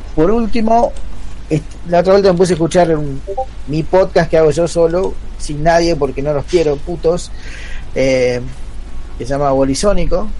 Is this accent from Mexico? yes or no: no; Burzaco, Buenos Aires Province, Argentina; Yo nací en Bursaco